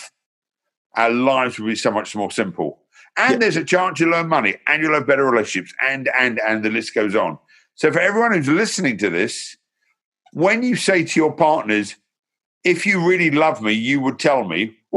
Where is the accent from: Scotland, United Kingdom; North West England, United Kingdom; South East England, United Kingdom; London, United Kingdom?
London, United Kingdom; now in Hertfordshire, United Kingdom; I was born in Hornsey Road, North London. I lived in South London. I now live in Hertfordshire